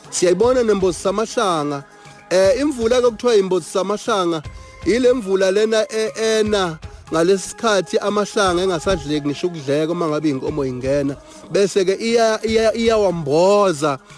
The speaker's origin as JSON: {"language": "Zulu", "town": "Eshowe", "region": "KwaZulu-Natal", "country": "South Africa", "tie": "born or raised there", "said": "indawo yaseshowe la ngizalelwa khona"}